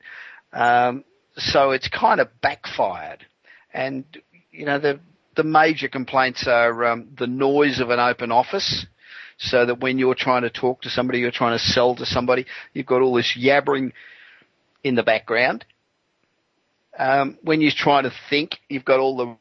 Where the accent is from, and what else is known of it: Los Angeles, California, United States; born or raised there